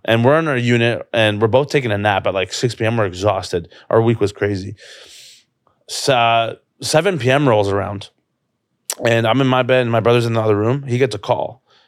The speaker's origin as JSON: {"language": "English", "town": "Toronto", "region": "Ontario", "country": "Canada", "tie": "born or raised there", "said": "this is my hometown"}